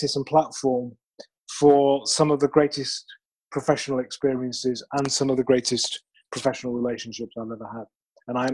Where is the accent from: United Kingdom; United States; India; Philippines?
United Kingdom; moved away; I am originally from the United Kingdom. I promise this is a natural accent